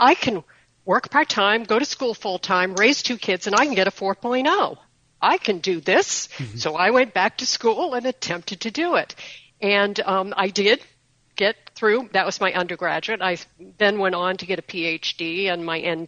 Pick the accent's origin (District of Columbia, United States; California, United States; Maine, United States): Maine, United States; now in Sarasota, United States; I'm actually originally from Maine